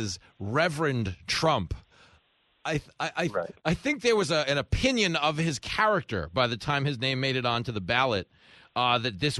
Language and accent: English; New York, United States; as a New Yorker